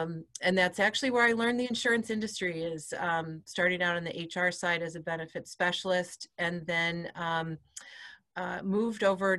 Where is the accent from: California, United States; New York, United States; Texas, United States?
New York, United States; accent: Midwestern; It's about, everybody hears I'm from New York and they wonder where the accent is. It's more of a Midwestern accent than a city accent, because this region of New York is about a 5-hour drive from New York City.